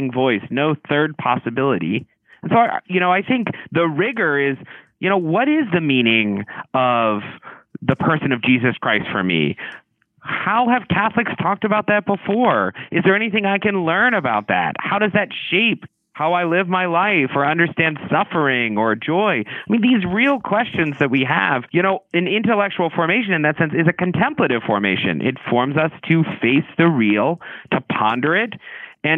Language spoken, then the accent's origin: English; the South, United States; I grew up in the South